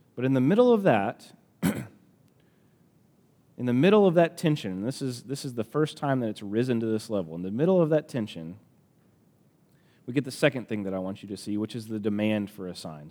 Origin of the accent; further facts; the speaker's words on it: Alabama, United States; accent: country; I'm from Alabama, so this is gonna come out country